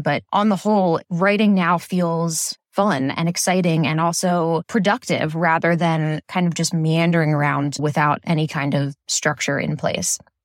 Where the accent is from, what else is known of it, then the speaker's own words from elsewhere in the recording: Philadelphia, Pennsylvania, United States; I'm from Philadelphia on the East Coast